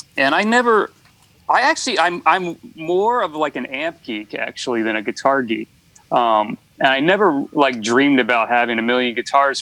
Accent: United States; moved away as an adult; also born or lived in Florida; now in Los Angeles, United States; I grew up on the East Coast, kind of outside of DC, like in the suburbs

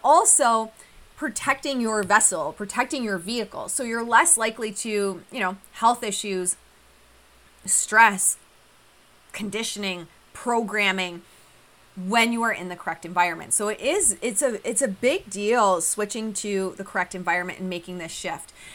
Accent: Australia; moved away; at my family's farm, valleys growing up in Australia

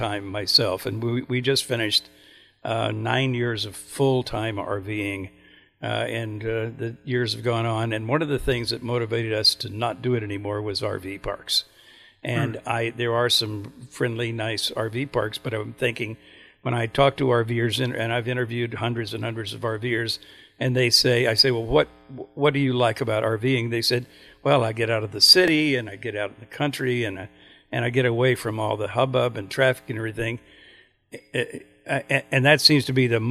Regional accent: Oklahoma, United States; moved away; I grew up in Oklahoma, and we had family farms in those days

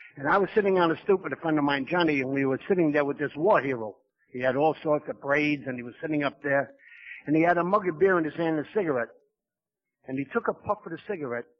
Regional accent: New York, United States; I come from New York

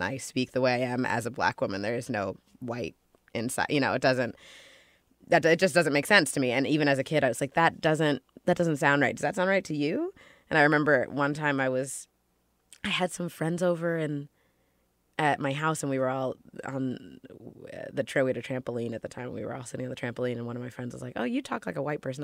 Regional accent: Ossining, New York, United States; also born or lived in Los Angeles, California; I grew up for the most part in Ossining, New York. I was born in Los Angeles, but we moved and I grew up in Ossining.

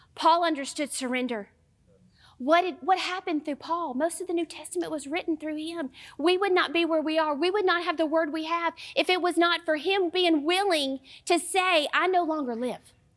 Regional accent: Southern United States, United States; accent: Southern; my Southern accent

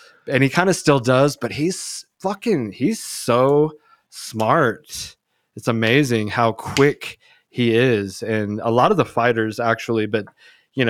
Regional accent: United States; I'm American as they get

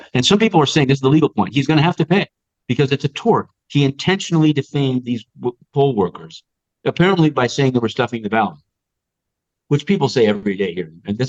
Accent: New York City, New York, United States; I'm a New Yorker.

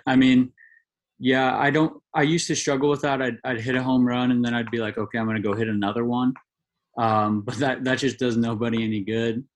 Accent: Goleta, California, United States; moved away as an adult; also born or lived in Santa Barbara, California; now in Hawaii, United States; growing up in Santa Barbara or Goleta is where I grew up

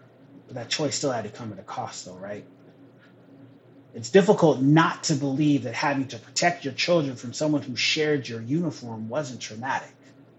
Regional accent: Pacific Northwest, United States; So again, back to what I said, I'm from the Northwest. This is home. And we may not be the South, but we have our own legacy with this.

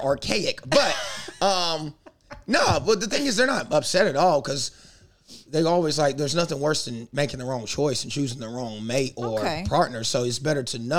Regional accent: South Carolina, United States; moved away; South Carolina, the Carolina, because I grew up in both.

